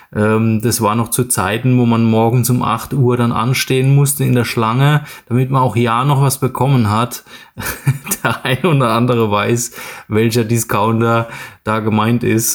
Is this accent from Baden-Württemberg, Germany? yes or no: yes; Mannheim, Baden-Württemberg, Germany; geboren bin ich in Mannheim und lebe dort auch in der Nähe